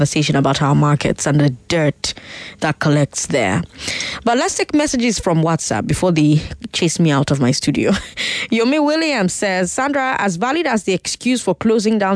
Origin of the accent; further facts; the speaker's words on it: Port Harcourt, Rivers State, Nigeria; now in Lagos, Nigeria; I grew up in Port Harcourt